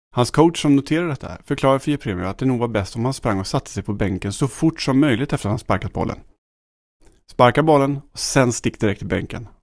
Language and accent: Swedish; Sweden; här- här hemma i Sverige